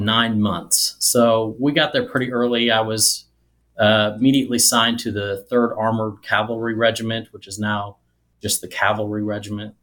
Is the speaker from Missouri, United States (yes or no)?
yes; Nevada, Missouri, United States; also born or lived in southern Illinois; most of my third grade through high school was in a tiny little town called Nevada, Missouri